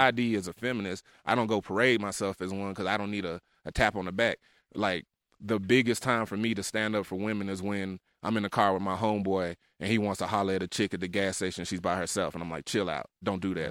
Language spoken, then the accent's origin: English; Memphis, Tennessee, United States; also born or lived in Salt Lake City; I'm from South Memphis. I was raised in the trenches